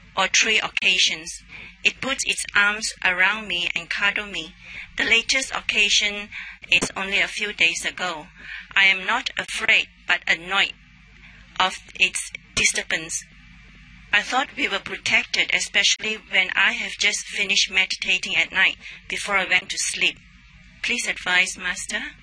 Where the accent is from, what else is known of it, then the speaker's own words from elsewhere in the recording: Australia; I'm from Australia